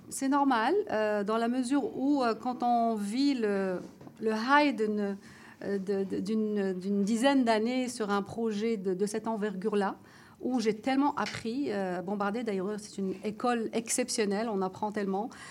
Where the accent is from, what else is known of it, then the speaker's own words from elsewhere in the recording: Morocco; moved away; je suis marocaine